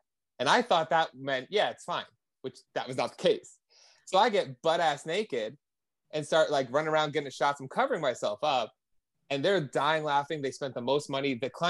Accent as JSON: {"language": "English", "region": "New Jersey", "country": "United States", "said": "I'm from New Jersey."}